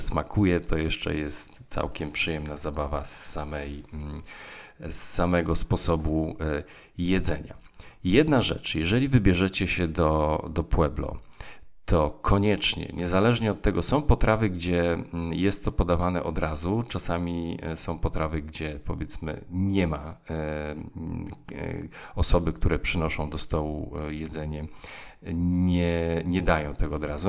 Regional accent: Tricity area, Pomeranian Voivodeship, Poland; ja jestem z okolic e, Trójmiasta

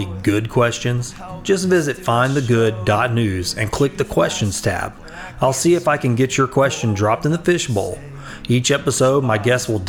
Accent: Sulphur, Louisiana, United States; my hometown, Sulphur, Louisiana

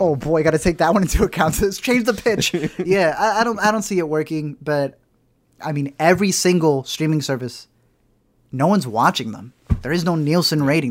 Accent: United States; obviously we're very American

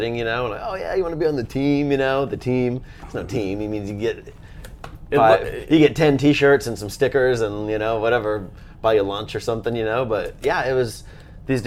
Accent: Indiana, United States; moved away as an adult; also born or lived in Texas / Bethlehem, Pennsylvania; I grew up in Indiana

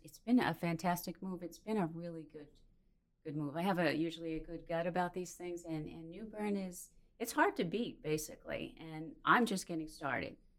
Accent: Minnesota, United States; moved away as an adult; now in New Bern, United States; So I hail from Minnesota.

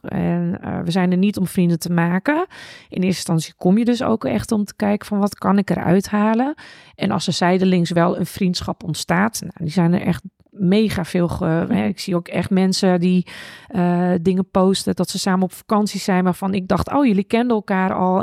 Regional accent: Netherlands; also born or lived in Japan; die twee eh, nationaliteiten waar ik ben opgegroeid. En dat Nederlandse van gewoon je kan tegen iedereen praten, het maakt niet uit

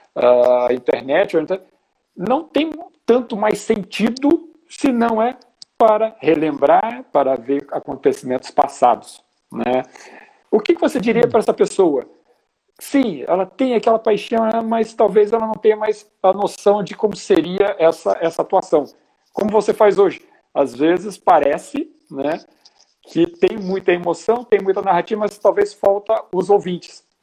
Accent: Rio de Janeiro, Brazil; now in Porto Alegre, Brazil; Eu falo de Porto Alegre, Rio Grande do Sul, não sou daqui, né? Sou carioca do Rio de Janeiro

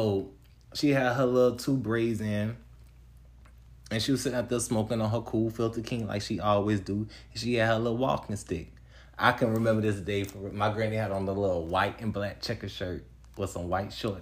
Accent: Picayune, Mississippi, United States; also born or lived in Atlanta; I'm from this little small town called Picayune, Mississippi

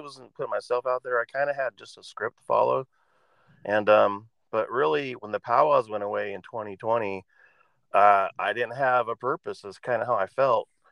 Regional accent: Oregon, United States; I grew up here in Oregon

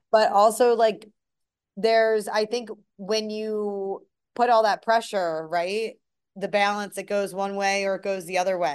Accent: Philadelphia, Pennsylvania, United States; just as a Philadelphian and as an Eagles, like, a lifelong Eagles fan

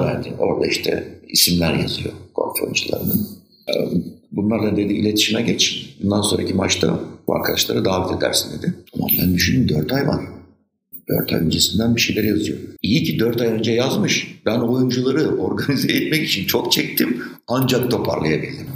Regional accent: Istanbul, Turkey; Maslak kim özlemez? Benim bütün çocukluğum orada geçti.

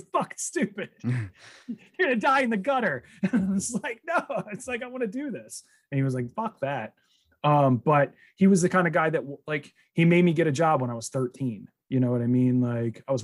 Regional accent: New Jersey, United States; I grew up in Jersey.

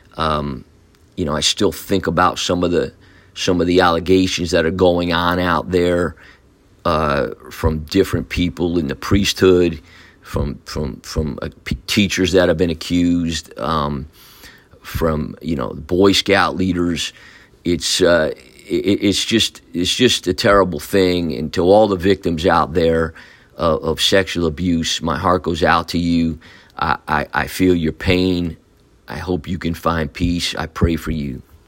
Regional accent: Newburgh, New York, United States; I was born in Newburgh, New York, in Saint Luke's Hospital. Like many of you, um, we grew up in the city of Newburgh.

